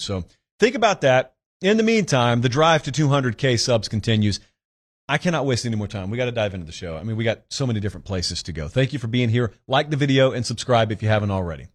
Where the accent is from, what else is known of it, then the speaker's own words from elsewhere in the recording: Georgia, United States; sat in his bedroom in Forts Inge, Georgia